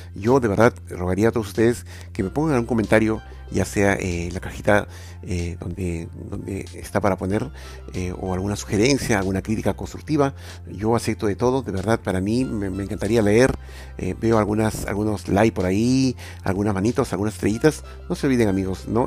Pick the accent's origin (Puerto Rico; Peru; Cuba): Peru; Lima; soy de Lima.